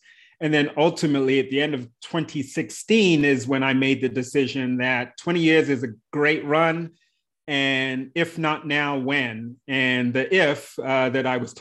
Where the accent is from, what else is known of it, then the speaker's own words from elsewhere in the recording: London, United Kingdom; moved away; also born or lived in Bradley Beach, New Jersey / New York City; I come to the US, having been born in the UK. So London is actually my hometown.